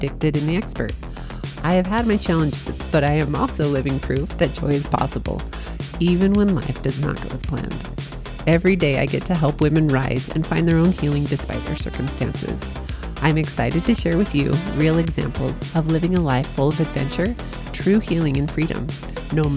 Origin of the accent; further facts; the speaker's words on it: St. George, Utah, United States; St. George, which is my hometown